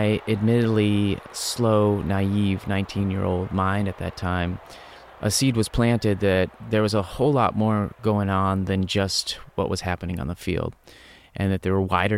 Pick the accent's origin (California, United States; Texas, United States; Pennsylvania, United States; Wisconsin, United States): Wisconsin, United States; I grew up in Wisconsin, where I was an avid sports fan